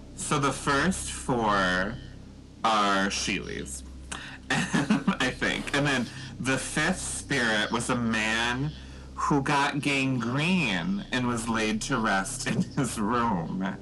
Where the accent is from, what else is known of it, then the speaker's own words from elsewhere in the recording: Eau Claire, Wisconsin, United States; also born or lived in West Allis, Wisconsin; I'm from Eau Claire.